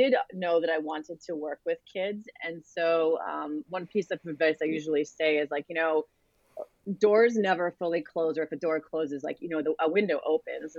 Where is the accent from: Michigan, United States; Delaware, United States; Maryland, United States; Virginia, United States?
Delaware, United States; moved away as an adult; I grew up in Delaware